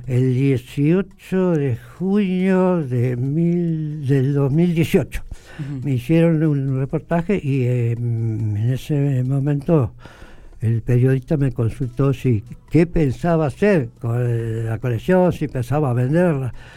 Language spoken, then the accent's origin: Spanish; Dorila, La Pampa, Argentina; yo nací en Dorira Mi padre tenía campo en las cercanías de Dorira Yo nací y ahí